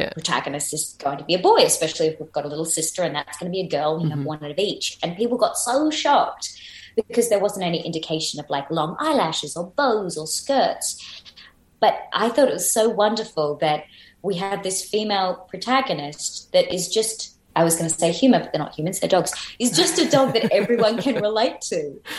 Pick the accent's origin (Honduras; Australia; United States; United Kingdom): Australia; We started off as a British penal colony, so like there's got to be some crossovers there.